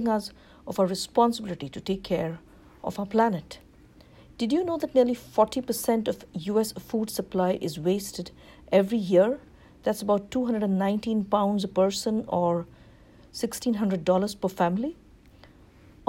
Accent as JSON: {"language": "English", "country": "India", "tie": "born or raised there", "moved": "yes", "lives_now": "Livingston, United States", "said": "growing up in India."}